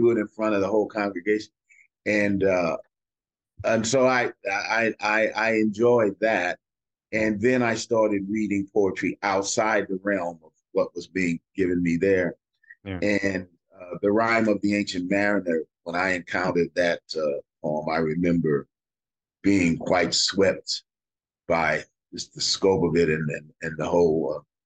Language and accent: English; Kansas City, Kansas, United States; moved away; I'm from Kansas City, Kansas.